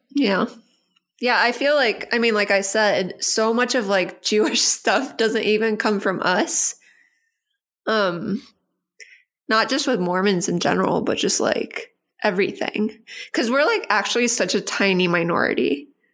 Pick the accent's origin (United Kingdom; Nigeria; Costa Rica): Costa Rica; I grew up in Costa Rica